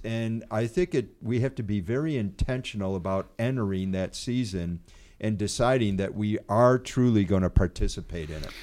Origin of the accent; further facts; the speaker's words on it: United States; as Americans, you know, being an American